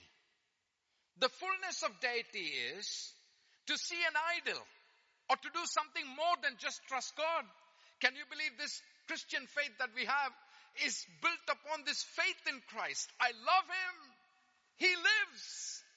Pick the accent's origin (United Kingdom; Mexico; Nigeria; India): India; I'm Indian. I speak fast